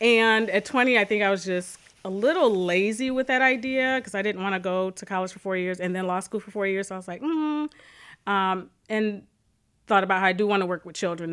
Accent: Calumet City, Illinois, United States; I grew up in Calumet City.

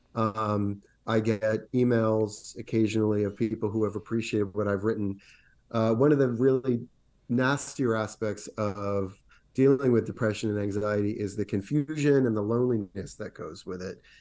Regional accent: Rhode Island, United States; my home state of Rhode Island

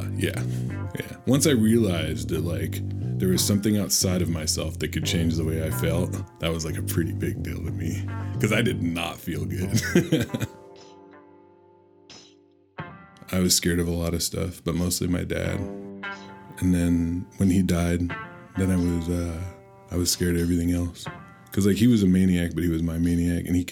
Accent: Olympia, Washington, United States; I'm from Olympia, Washington.

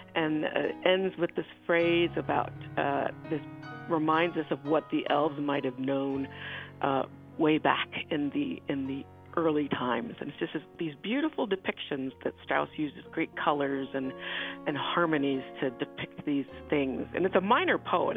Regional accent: Buffalo, New York, United States; moved away as an adult; also born or lived in Houston, Texas / Augusta, Georgia; now in Pomona, United States; I was born in Buffalo, New York

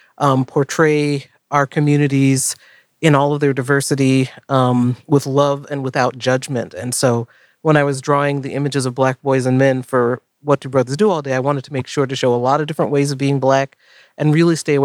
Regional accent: Florida, United States; I was born in Florida. My family's from the South

